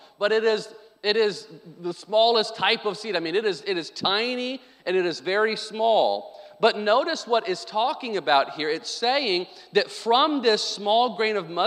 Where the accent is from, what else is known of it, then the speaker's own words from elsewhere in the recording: Arkansas, United States; I grew up on Sonic in Arkansas